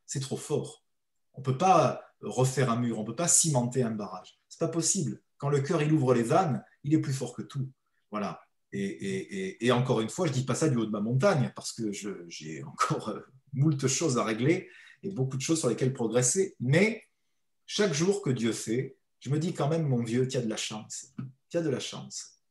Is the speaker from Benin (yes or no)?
no; the Midi, southern France, France; en bon méridional